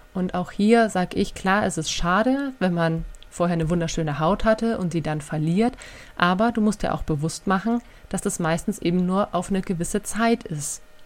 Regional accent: Germany; bei uns in Deutschland

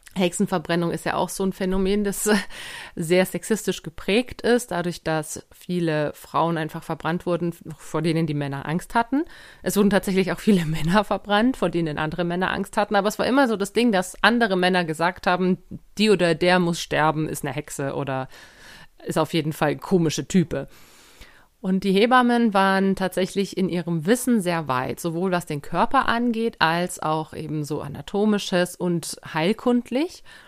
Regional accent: Germany; bei uns in Deutschland

